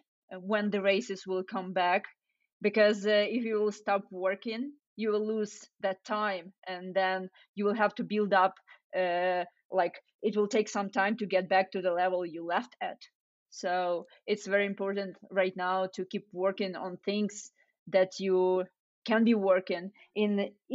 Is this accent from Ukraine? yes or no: yes; Ukraine; now in United States; So so when I moved from Ukraine to US, I got super excited about like all the variety of food and the portions and like different kind of cuisines, and you know, back in Ukraine, people don't take food with you from the restaurant.